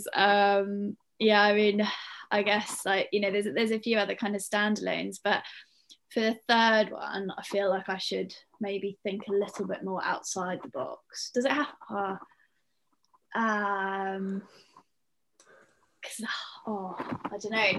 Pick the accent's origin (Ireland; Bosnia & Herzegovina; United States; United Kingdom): United Kingdom; we are all British